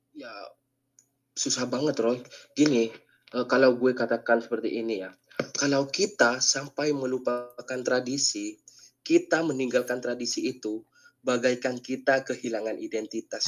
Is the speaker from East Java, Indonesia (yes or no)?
yes; Madura, East Java, Indonesia; di angkatannya gue itu 2018 hanya gue yang berasal dari Madura